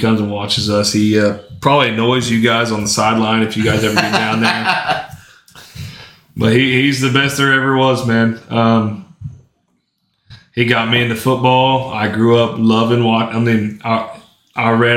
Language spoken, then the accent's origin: English; Lawton, Oklahoma, United States; also born or lived in Shawnee, Oklahoma; now in Elgin, United States; I've been born and raised in Lawton, lived there forever. I mean, I went to Shawnee for a little bit, and then now I'm in Elgin